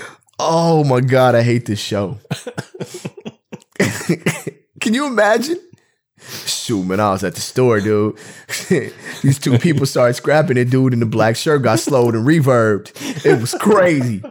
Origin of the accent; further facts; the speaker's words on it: United States; we're American